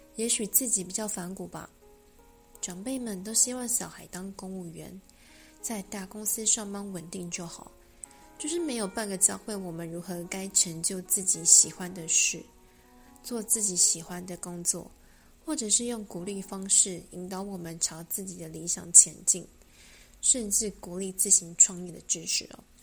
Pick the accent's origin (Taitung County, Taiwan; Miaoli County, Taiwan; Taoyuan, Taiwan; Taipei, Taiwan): Taipei, Taiwan; 我在台北长大